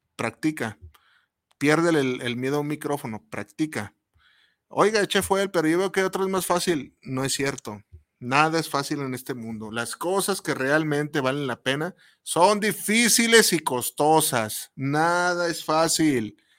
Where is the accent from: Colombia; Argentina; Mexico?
Mexico; como mexicano